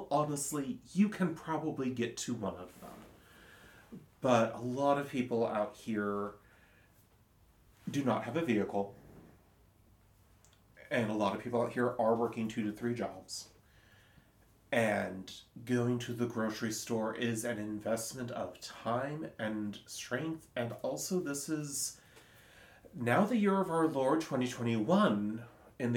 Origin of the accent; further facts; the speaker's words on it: Silverton, Oregon, United States; growing up in Silverton